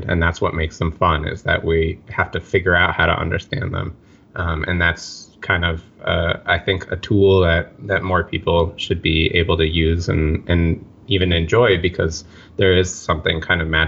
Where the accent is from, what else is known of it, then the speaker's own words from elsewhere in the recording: New York City, New York, United States; growing up in Park Slope in Brooklyn